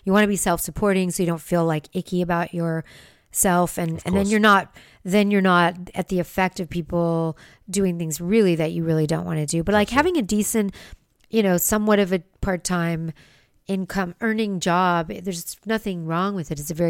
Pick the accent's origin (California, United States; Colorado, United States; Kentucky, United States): California, United States; West Hollywood; I mean, that's where I was raised in West Hollywood.